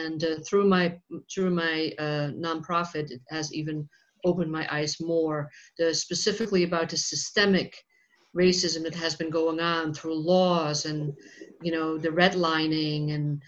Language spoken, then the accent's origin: English; Netherlands; moved away; I'm originally from the Netherlands, and I grew up there